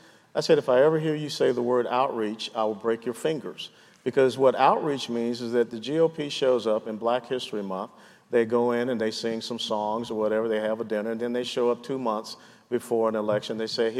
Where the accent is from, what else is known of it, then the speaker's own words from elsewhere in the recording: Georgia, United States; I'm from Georgia.